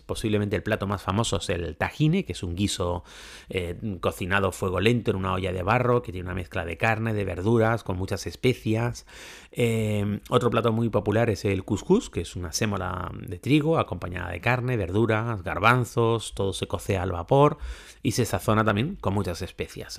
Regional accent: Spain; somos españoles y portugueses

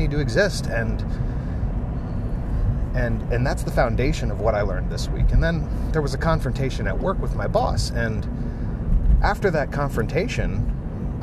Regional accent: United States; I grew up in America

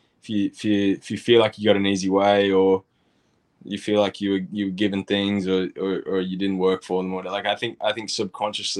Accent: Australia; moved away; also born or lived in United States; I grew up in Oz

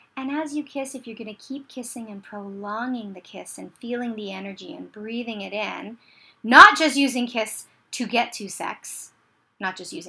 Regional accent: Canada; I'm Canadian

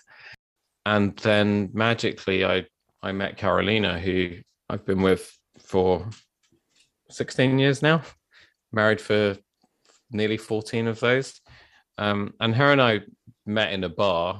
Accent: London, United Kingdom; I grew up in South London

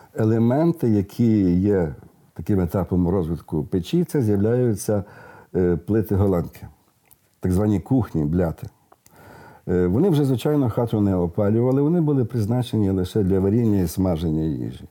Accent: Western Ukraine, Ukraine; в деяких місцевостях у нас на заході

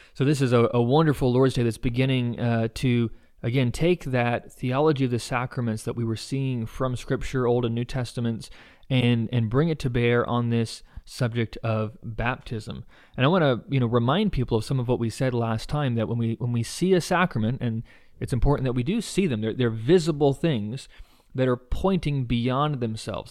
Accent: United States; as American evangelicals

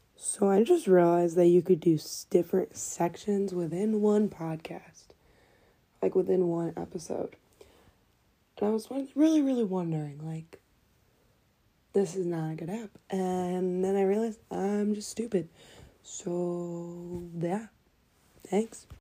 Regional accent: Detroit, Michigan, United States; I'm from Detroit, Michigan

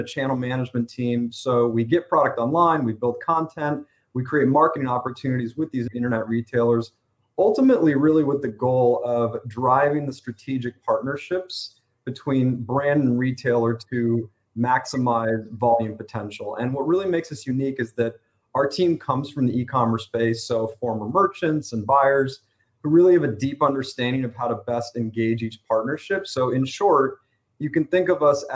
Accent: Los Angeles, California, United States; also born or lived in Iowa; I was born and raised in Los Angeles, California.

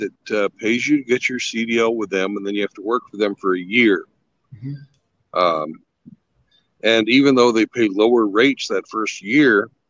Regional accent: Kansas, United States; I'm from Kansas.

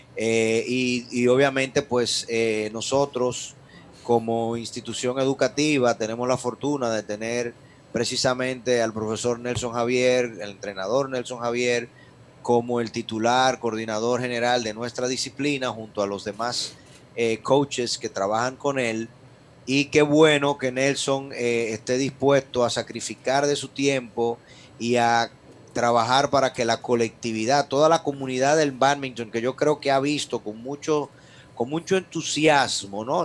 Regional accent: Dominican Republic; nosotros como dominicanos

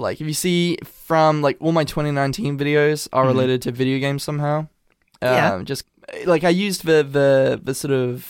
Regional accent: England, United Kingdom; accent: Americanized; I do have, like, an Americanized accent because my... Like, I'm half American. Like, I've born and raised in England, but my mother's from California.

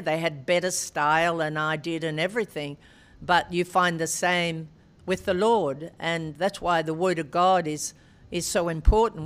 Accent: Albury, New South Wales, Australia; Albury, my hometown, was a, a great uh, tennis centre

